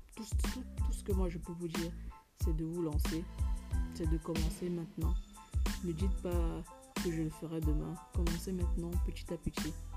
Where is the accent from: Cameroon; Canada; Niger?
Cameroon; en tant que Camerounaise